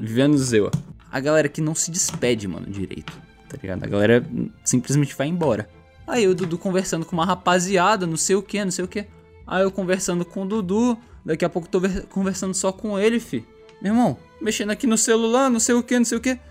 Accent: Brazil; na nossa cabeça de brasileiro

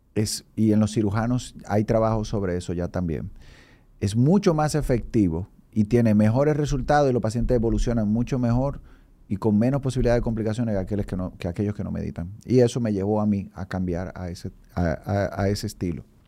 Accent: San Francisco de Macorís, Duarte, Dominican Republic; born or raised there; moved away as an adult; also born or lived in Colombia / Brazil; now in Santo Domingo, Dominican Republic

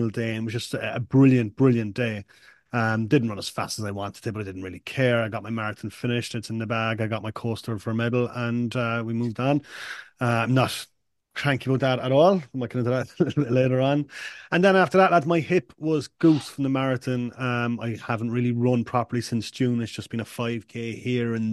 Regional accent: Cork, Munster, Ireland; my first marathon in Cork as well, my hometown

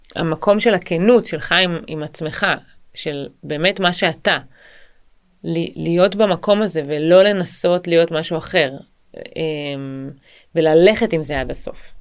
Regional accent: Israel; אני גדלתי ב, בישראל, וגדלתי במשפחה שהיא מרוקאית וברזילאית

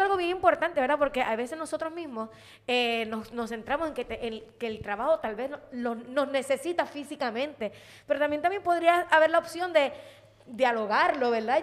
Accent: Puerto Rico; yo soy de aquí de Puerto Rico y yo amo mi país

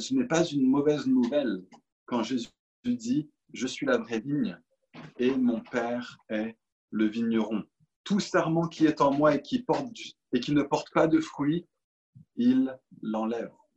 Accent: Paris, Île-de-France, France; Je suis parisien

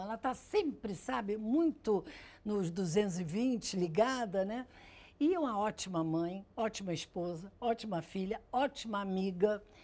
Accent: Rio de Janeiro, Brazil; also born or lived in Grajaú, Rio de Janeiro / Ipanema, Rio de Janeiro; Fui para o Leblon, eu tinha uns seis anos, cinco anos

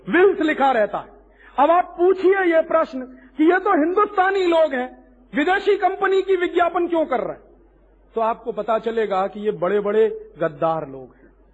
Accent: Allahabad, Uttar Pradesh, India; मेरे अपने इलाहाबाद शहर

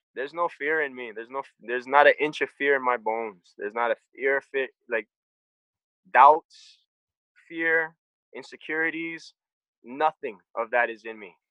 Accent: Hawaii, United States; I'm from Hawaii

